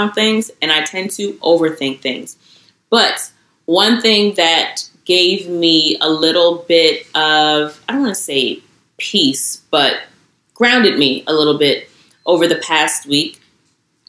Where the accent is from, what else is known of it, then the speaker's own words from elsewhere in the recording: New York City, New York, United States; I'm from Queens.